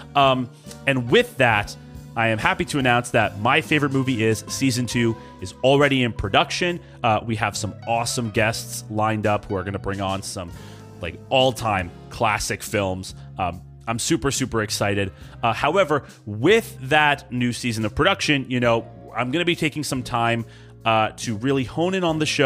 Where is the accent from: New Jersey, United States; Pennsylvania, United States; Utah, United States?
New Jersey, United States; East Brunswick; We're all from East Brunswick, EB for short.